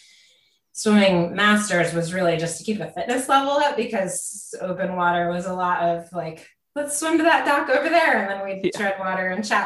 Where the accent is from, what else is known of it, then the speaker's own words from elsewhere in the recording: Connecticut, United States; moved away; also born or lived in Seattle; I grew up in Connecticut as a kid and moved to Seattle later